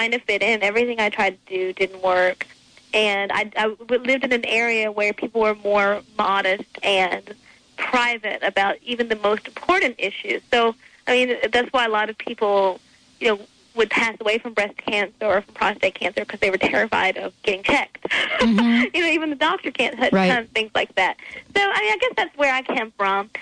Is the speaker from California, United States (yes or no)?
no; Martinsville, Virginia, United States; I grew up in a really normal country town called Martinsville, Virginia